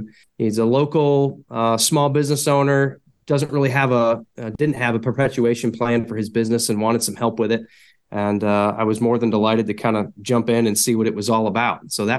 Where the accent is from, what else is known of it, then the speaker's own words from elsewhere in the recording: Buffalo, New York, United States; moved away as an adult; now in North Carolina, United States; You know, I moved to North Carolina from Buffalo, New York, as you referenced, to go to school.